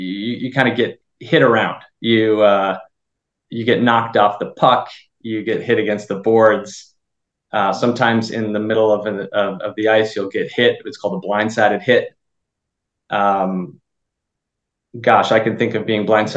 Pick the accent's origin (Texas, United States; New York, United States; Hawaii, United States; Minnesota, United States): Minnesota, United States; now in Los Angeles, United States; I'm originally from Minnesota, grew up on one of 10,000 lakes and hockey player since I could walk.